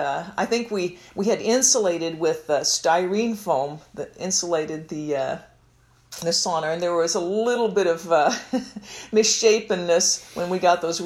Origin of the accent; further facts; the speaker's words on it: Kansas City, Missouri, United States; moved away as an adult; also born or lived in West Concord, Minnesota; growing up in Kansas City, Missouri